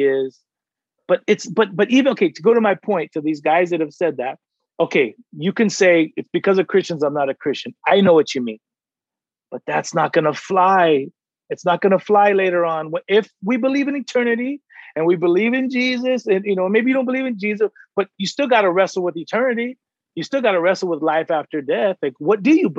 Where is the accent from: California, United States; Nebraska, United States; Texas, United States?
California, United States; San Diego; I'm from San Diego